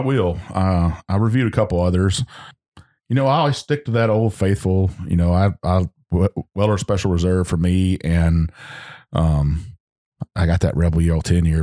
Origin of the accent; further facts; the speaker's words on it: Texas Hill Country, United States; moved away; I'm from Hill, Hill Country, and that's, Lukenbach, Texas